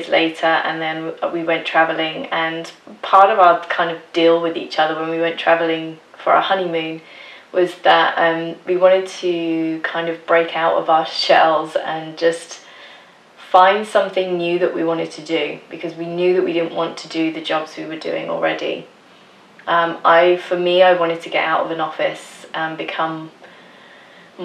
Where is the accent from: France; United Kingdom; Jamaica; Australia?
United Kingdom; England; moved away as an adult; now in Denmark; I was born and raised in England, but in 2006 I moved to Denmark because I met my husband, and now we live here